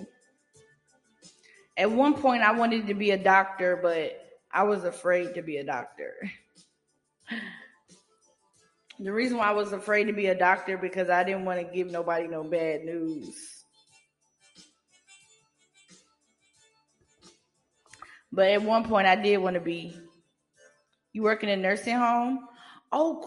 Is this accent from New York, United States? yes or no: no; North Carolina, United States; I'm from North Carolina.